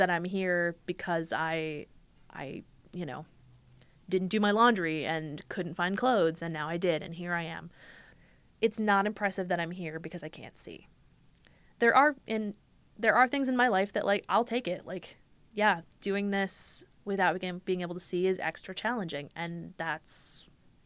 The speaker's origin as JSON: {"language": "English", "region": "Minnesota", "country": "United States", "said": "I'm Minnesotan"}